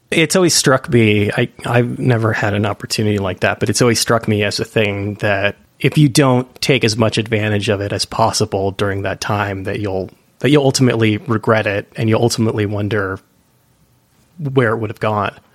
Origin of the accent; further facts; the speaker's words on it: East Bay, California, United States; I'm from the East Bay myself